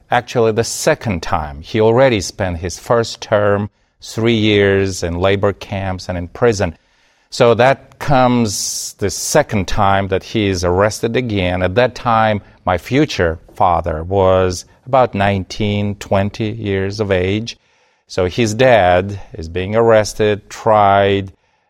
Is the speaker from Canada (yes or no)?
no; Kazakhstan; born there; also born or lived in Soviet Union; I was born in the Soviet Union, which, as you mentioned, does not exist anymore. My father was secretly operating as a pastor in Kazakhstan.